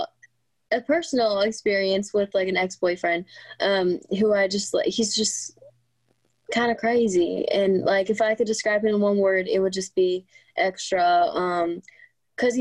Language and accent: English; Southern California, United States; also born or lived in Riverside, California; I've moved around a little bit, but always in Southern California